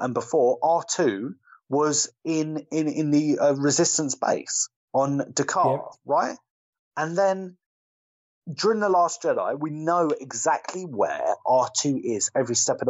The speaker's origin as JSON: {"language": "English", "country": "United Kingdom", "said": "As a Brit"}